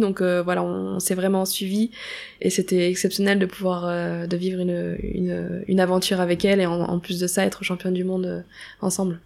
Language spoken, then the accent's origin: French; Auray, Brittany, France; moved away as an adult; also born or lived in Rennes; J'ai grandi, je suis née là-bas, j'ai fait ma scolarité aussi jusqu'à mes 18 ans.